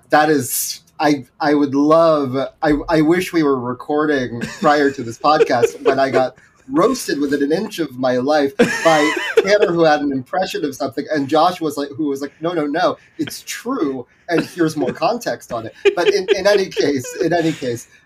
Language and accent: English; Philippines; there is a part of me as like a Filipino person that's really really exciting to me.